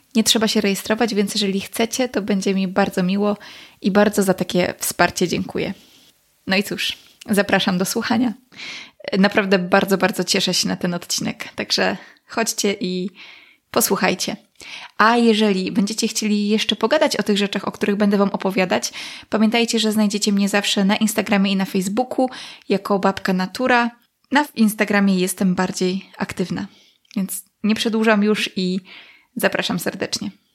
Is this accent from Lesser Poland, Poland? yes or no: no; Podlaskie Voivodeship, Poland; w moich stronach